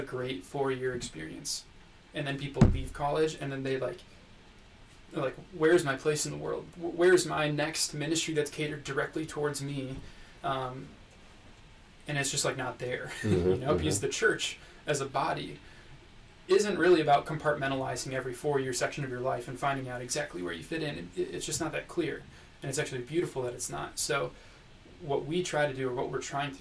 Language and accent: English; Minneapolis, Minnesota, United States; moved away as an adult; also born or lived in Iowa; I grew up in the Minneapolis area, in one of the suburbs